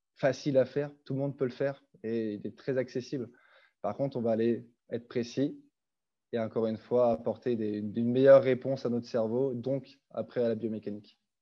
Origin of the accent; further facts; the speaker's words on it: France; moved away as an adult; also born or lived in Switzerland; now in Canada; je suis français